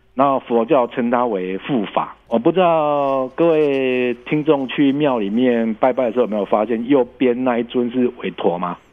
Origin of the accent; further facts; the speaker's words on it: Taiwan; 我们台湾